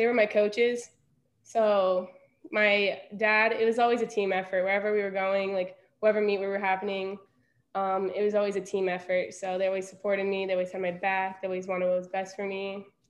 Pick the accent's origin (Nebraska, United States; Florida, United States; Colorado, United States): Colorado, United States; Evergreen; I am from Denver, Colorado, but my family is originally from Moscow, Russia.